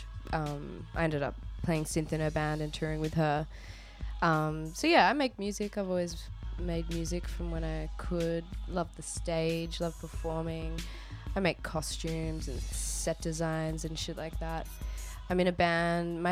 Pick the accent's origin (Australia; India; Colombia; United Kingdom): Australia; South Australia; I grew up in South Australia.